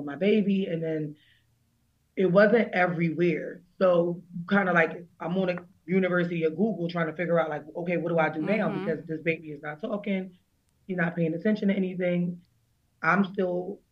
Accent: Pennsylvania, United States; also born or lived in Berks County, Pennsylvania; we moved to like Berks County because we're from Pennsylvania

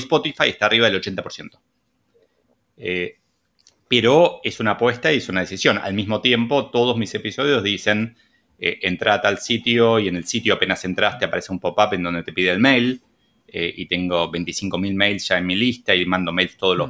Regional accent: Argentina; como buen argentino

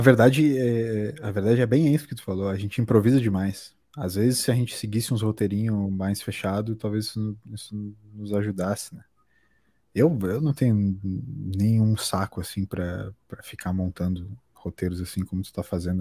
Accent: Brazil; como brasileiro

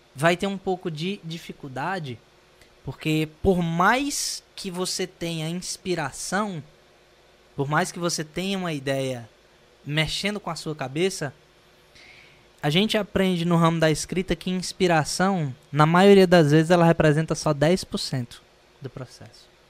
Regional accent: Northeast Region, Brazil; sendo eu, brasileiro, e sendo nordestino

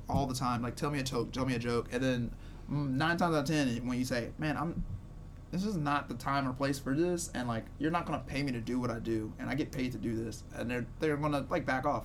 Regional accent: Shreveport, Louisiana, United States; I'm from Shreveport

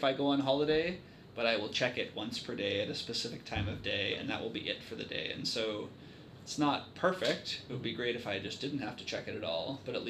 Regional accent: Vancouver, British Columbia, Canada; now in Victoria, Canada; I'm from Vancouver and I live here

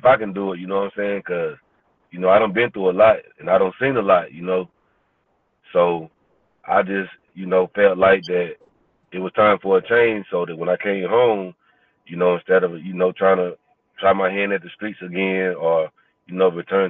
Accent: Salisbury, North Carolina, United States; I was born and raised in Salisbury, North Carolina

